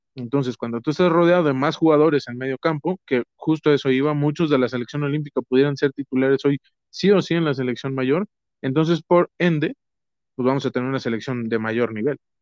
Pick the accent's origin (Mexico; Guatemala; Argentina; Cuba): Mexico; accent: chilango; soy mexicano, soy mexicano